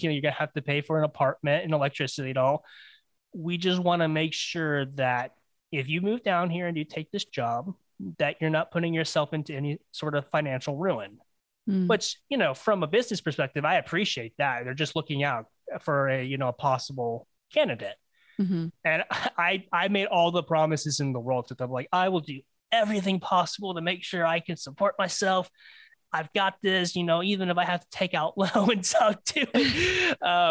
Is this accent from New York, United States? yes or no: no; Florida, United States; to get where I live now, back to my hometown, it's about 8 hours